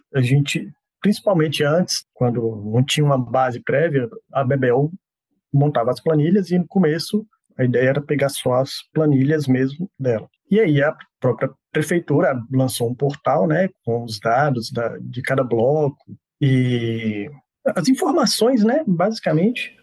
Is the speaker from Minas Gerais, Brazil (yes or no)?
yes; Montes Claros, Minas Gerais, Brazil; now in Belo Horizonte, Brazil; eu sou lá de Montes Claros, então assim, eu sou do meio do, da década de 80. Então eu acho assim que eu cresci num ambiente em que o axé era forte